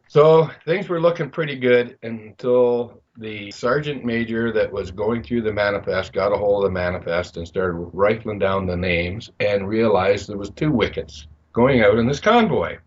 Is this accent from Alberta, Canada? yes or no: no; Belleville, Ontario, Canada; moved away as an adult; I was moving away from my hometown of Belleville